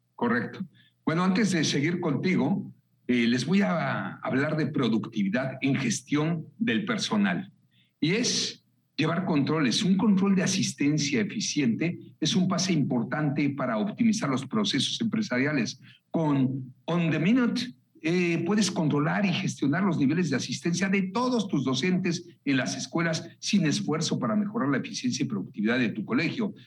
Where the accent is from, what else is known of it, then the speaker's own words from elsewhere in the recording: Mexico; Hablo como mexicano